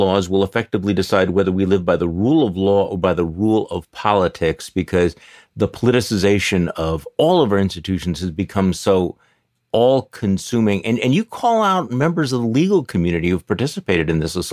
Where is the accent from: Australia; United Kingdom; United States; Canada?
United States; Wisconsin; my home state of Wisconsin